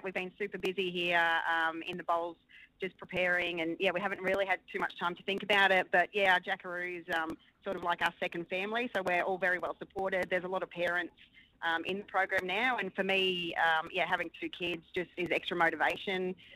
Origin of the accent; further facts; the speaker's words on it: Gold Coast, Queensland, Australia; the Gold Coast, my hometown